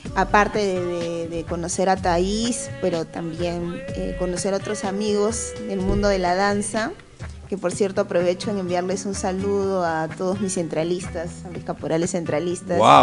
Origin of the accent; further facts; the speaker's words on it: Lima, Peru; somos limeños, limeños de pura cepa, como se dice en términos, término, limeños mazamorreros